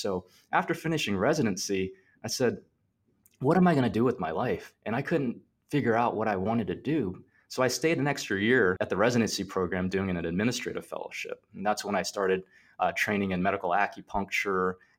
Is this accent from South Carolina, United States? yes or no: no; Plant City, Florida, United States; also born or lived in New York, United States; And I was born in New York. They came over and they're citizens of the United States and everything like that now. Once I actually grew up in Plant City, which is a really small town in Florida.